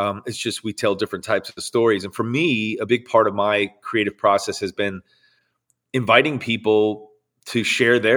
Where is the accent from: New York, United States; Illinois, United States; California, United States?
Illinois, United States; Chicago suburbs; pastors of a church for 38 years in the Chicago suburbs. And so I grew up in and around church my whole life